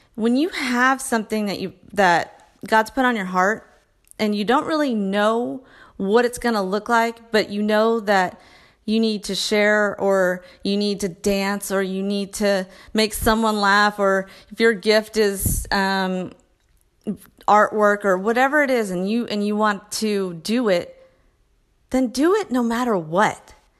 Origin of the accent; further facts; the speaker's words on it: Texas, United States; I'm a mom from Texas